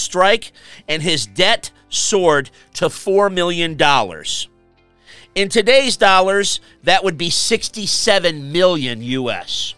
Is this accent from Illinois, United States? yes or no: yes; Chicago, Illinois, United States; my hometown of Chicago